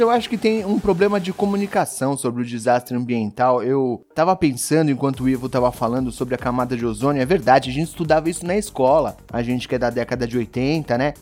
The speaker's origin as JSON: {"language": "Portuguese", "region": "São Paulo", "country": "Brazil", "said": "Sendo paulista"}